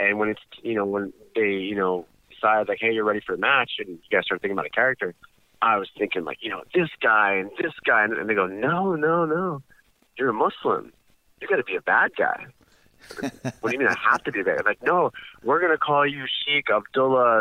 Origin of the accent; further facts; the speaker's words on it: United States; I was born here in the States